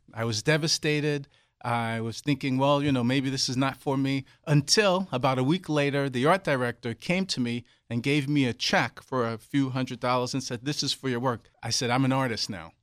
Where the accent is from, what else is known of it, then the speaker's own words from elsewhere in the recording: New York City, New York, United States; moved away; I grew up in Brooklyn, New York